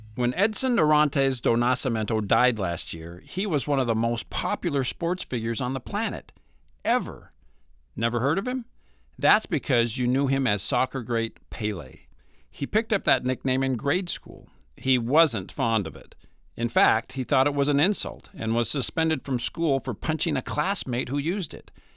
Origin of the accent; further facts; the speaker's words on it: Mesa, Arizona, United States; When I grew up in Mesa